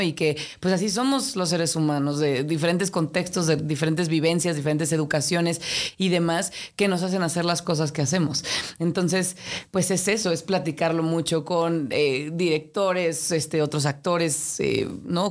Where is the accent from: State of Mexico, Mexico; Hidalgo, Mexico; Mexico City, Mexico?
Mexico City, Mexico; aquí nací, aquí crecí, de aquí son mis padres